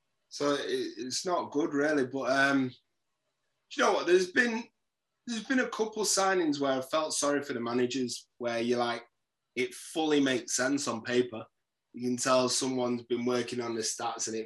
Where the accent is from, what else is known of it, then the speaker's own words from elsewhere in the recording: Manchester, North West England, United Kingdom; So I was born in Moss Side, but the part of Moss Side I was born is like a couple miles to Old Trafford